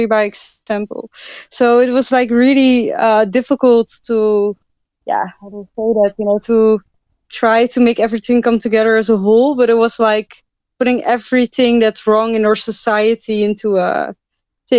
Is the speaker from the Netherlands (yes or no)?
yes; Netherlands; I'm from the Netherlands.